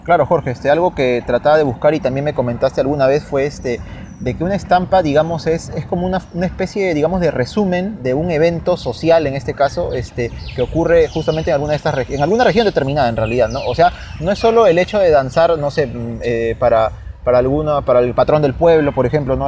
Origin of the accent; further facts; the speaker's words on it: Peru; somos peruanos